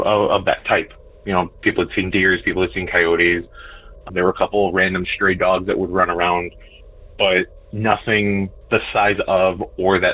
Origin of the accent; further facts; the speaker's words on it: Chicagoland, northwest suburbs of Illinois, United States; I am from Chicagoland, northwest suburbs of Illinois